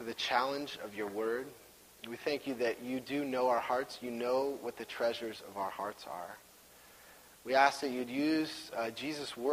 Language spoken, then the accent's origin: English; Washington, United States; I'm from Washington.